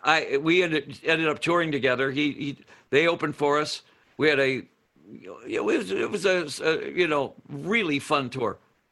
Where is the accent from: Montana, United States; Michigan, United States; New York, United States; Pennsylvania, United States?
Michigan, United States; Detroit; You know, I mean, they wanted that to be another thing because I was from Detroit.